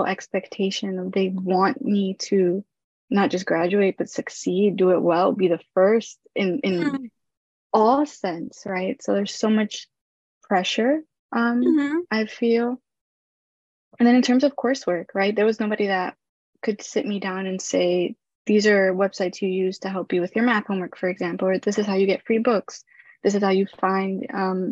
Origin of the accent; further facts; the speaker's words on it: New York City, New York, United States; I was born in Brooklyn